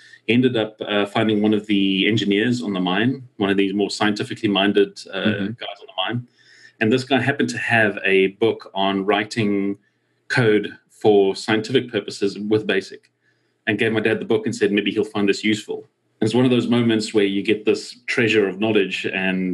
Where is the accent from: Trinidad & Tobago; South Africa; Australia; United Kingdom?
South Africa; growing up in South Africa